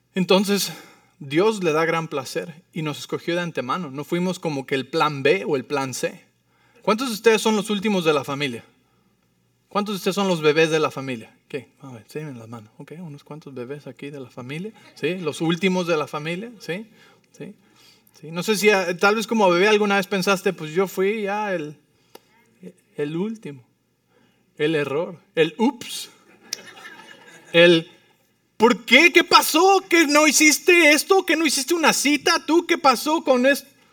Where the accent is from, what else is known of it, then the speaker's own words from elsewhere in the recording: Mexico City, Mexico; now in Arizona, United States; Vivo en Arizona, pero soy de la Ciudad de México.